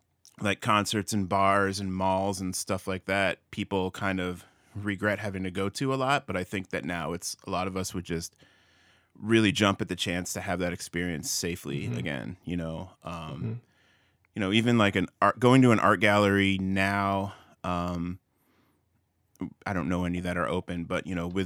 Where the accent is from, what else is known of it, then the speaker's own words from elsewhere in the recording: Milford, Connecticut, United States; So I grew up in Milford, Connecticut, outside of New Haven.